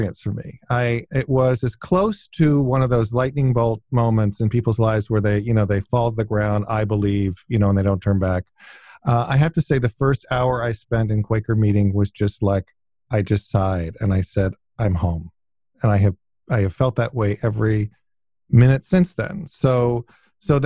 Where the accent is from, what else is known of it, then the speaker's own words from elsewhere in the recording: outside Ithaca, upstate New York, United States; also born or lived in Wilmington, Delaware / Western Pennsylvania; it's where I mainly grew up, and most of my childhood memories are from upstate New York. So outside of Ithaca, New York, in a small village in upstate New York